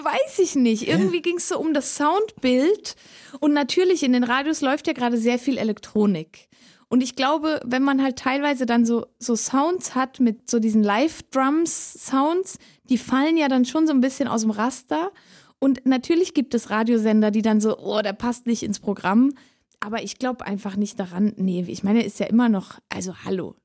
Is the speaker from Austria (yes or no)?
no; Switzerland; accent: Swiss German; first language Swiss German; German is a second language; das Schweizerdeutsch bleibt meine Muttersprache